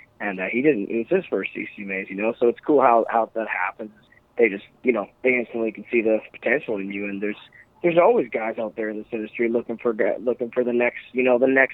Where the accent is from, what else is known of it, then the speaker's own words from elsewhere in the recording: Prince Edward Island, Canada; my hometown. Stuff I write about, small town of Tignes, Prince Edward Island